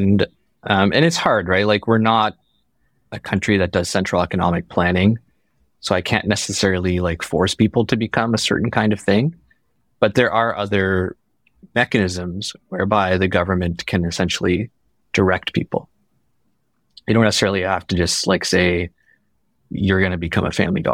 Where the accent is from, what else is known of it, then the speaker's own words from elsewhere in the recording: Ontario, Canada; moved away as an adult; now in British Columbia, Canada; I was born and raised in Ontario, trained in Ontario, did my residency in Ontario